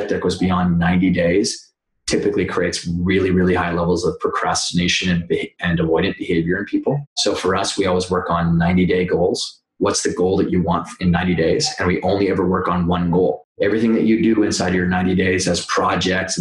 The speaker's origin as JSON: {"language": "English", "country": "Canada", "moved": "as an adult", "lives_now": "New York, United States", "said": "I am Canadian. I've been in New York now for 12 years"}